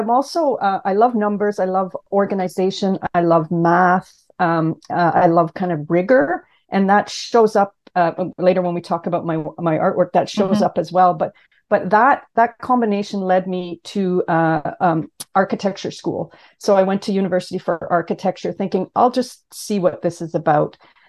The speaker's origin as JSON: {"language": "English", "town": "Ottawa", "region": "Ontario", "country": "Canada", "tie": "born or raised there", "moved": "yes", "lives_now": "Toronto, Canada", "said": "I grew up in Ottawa, Canada."}